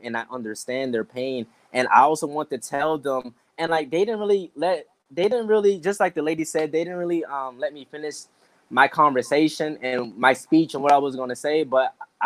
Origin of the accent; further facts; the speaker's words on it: North Charleston, South Carolina, United States; moved away; also born or lived in Atlanta, Georgia / Durham, North Carolina / San Diego, California; I grew up in North Charleston, South Carolina